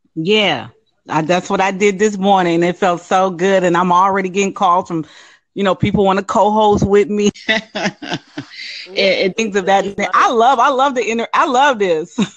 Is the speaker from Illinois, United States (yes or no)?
no; California, United States; now in Jacksonville, United States; I'm from California, but I live in I'm in Jacksonville, Florida right now.